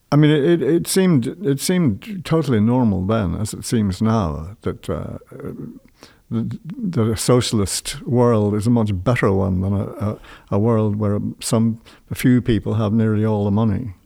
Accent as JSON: {"language": "English", "region": "London", "country": "United Kingdom", "tie": "born or raised there", "also_born_or_lived": "Ireland", "moved": "as an adult", "said": "I was born in London"}